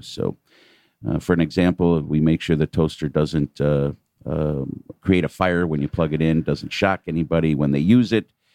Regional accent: New York City, New York, United States; moved away as an adult; now in Atlanta, United States; being a New Yorker, we tend to think, uh, us New Yorkers

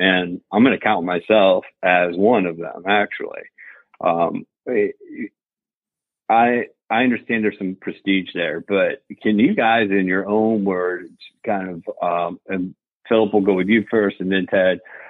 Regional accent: Florida, United States; now in Atlanta, United States; I'm originally from Florida.

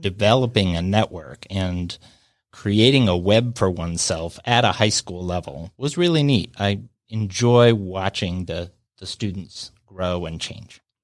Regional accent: Denver, Colorado, United States; moved away as an adult; also born or lived in Atlanta; now in Alpharetta, United States; I grew up in Denver

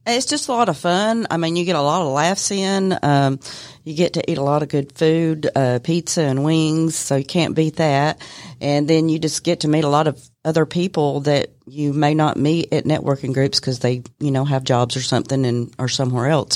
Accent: Cartersville, Georgia, United States; was born and raised in Bartow County

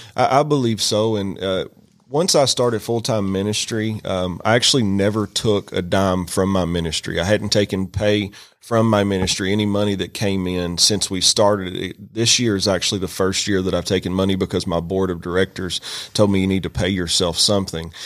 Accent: Western Kentucky, United States; moved away as an adult; now in Rome, United States; I'm from Kentucky originally

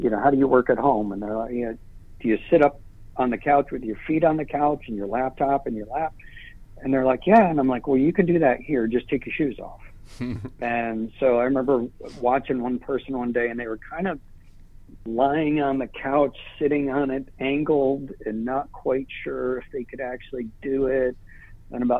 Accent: Syracuse, New York, United States; also born or lived in Alabama / Florida; now in Atlanta, United States; I grew up in Syracuse, New York

